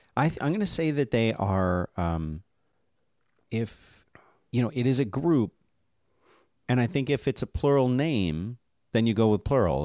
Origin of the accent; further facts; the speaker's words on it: Philadelphia, Pennsylvania, United States; I was born and raised in Philadelphia